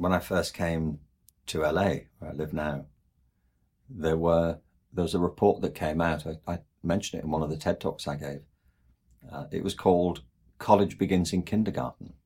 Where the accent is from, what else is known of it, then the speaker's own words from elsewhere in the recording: England, United Kingdom; moved away; I'm from England